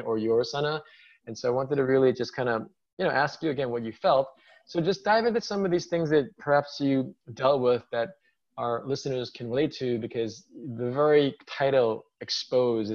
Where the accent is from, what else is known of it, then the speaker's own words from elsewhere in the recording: New York, United States; born and raised in New York